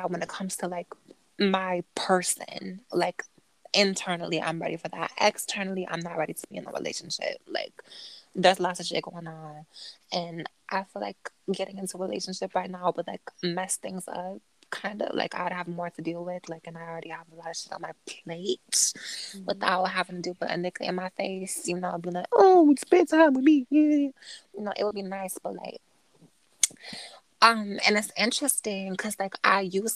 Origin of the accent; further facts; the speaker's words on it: United States; I'm an American